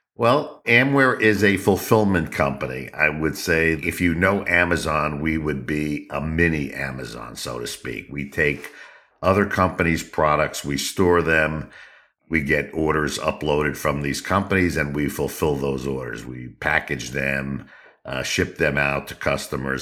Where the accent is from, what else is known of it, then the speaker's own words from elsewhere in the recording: New York, United States; I'm from the Northeast, uh, the States, actually born in New York